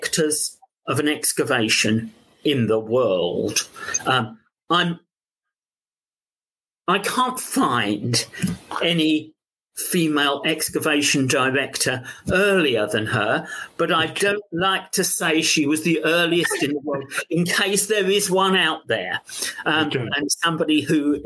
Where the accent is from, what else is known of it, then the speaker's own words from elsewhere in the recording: London, United Kingdom; accent: London; my London accent